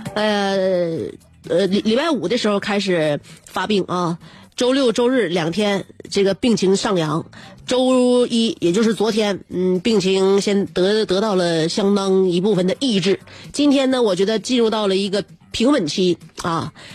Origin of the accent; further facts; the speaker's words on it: Northeast China, China; 我们东北人